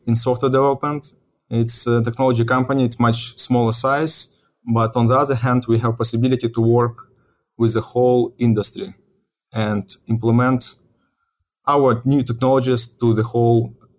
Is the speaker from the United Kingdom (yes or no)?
no; Ukraine; moved away as an adult; also born or lived in Russia; now in United States; I was born in Ukraine and I was living in Ukraine, I think till age of 28 years